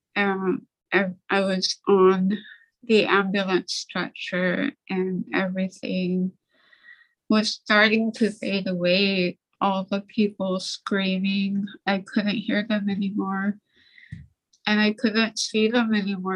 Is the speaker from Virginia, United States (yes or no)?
no; Nome, Alaska, United States; also born or lived in St. Lawrence Island, Alaska; I grew up on St. Lawrence Island and we moved to Nome when I was eight